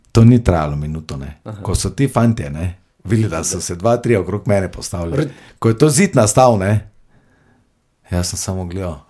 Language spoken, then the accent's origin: Slovenian; Maribor, Drava, Slovenia; also born or lived in Vuzenica; rodil sem se v Mariboru